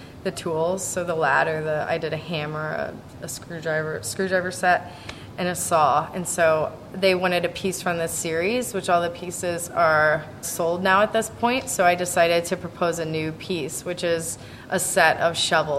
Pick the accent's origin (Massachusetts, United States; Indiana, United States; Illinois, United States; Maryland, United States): Indiana, United States; Indianapolis; I'm from Indianapolis, Indiana, so suburbs of Indianapolis.